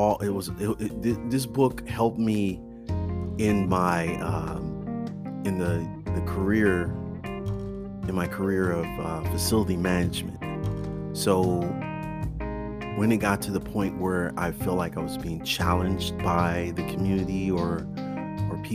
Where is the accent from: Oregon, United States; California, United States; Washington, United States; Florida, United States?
California, United States; Oakland; growing up in Oakland with all the shootings